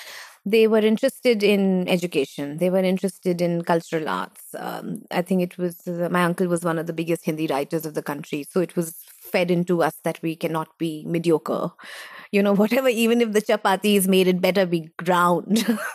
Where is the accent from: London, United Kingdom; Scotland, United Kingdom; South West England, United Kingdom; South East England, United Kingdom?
London, United Kingdom; born there; I was born in Britain.